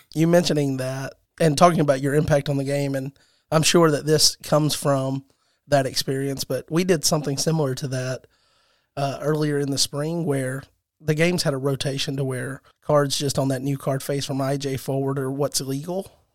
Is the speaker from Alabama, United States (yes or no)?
yes; Alabama, United States; I'm from Alabama